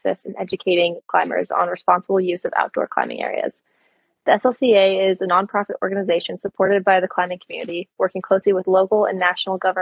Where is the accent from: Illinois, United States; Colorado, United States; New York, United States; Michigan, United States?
Michigan, United States; moved away as an adult; I grew up in Michigan